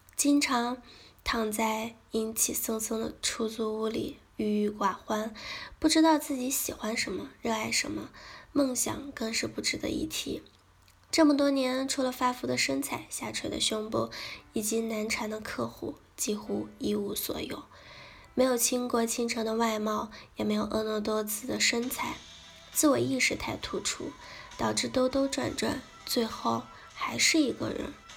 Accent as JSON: {"language": "Chinese", "country": "China", "said": "我们中国人"}